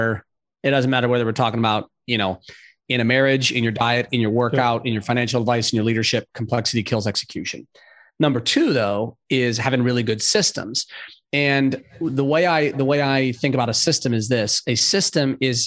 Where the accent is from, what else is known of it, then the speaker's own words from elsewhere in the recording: San Diego and LA, Southern California, United States; also born or lived in Los Angeles; now in Charlotte, United States; I grew up in Southern California, San Diego